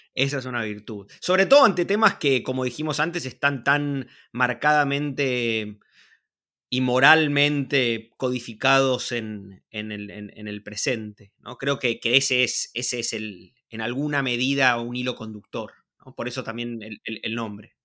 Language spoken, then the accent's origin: Spanish; Buenos Aires, Argentina; nacido y criado en Buenos Aires, vivo en Buenos Aires